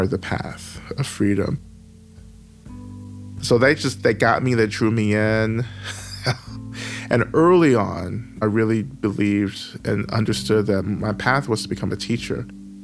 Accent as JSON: {"language": "English", "region": "North Georgia", "country": "United States", "tie": "born or raised there", "moved": "as an adult", "lives_now": "Atlanta, United States", "said": "I grew up in the South in North Georgia. I've just recently relocated back to Atlanta"}